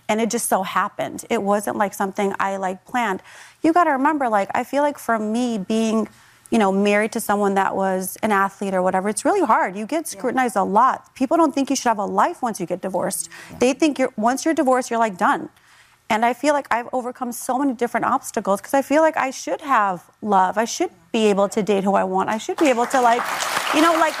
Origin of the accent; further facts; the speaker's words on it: Chicago, Illinois, United States; We both kind of grew up from, you know, we're both from Chicago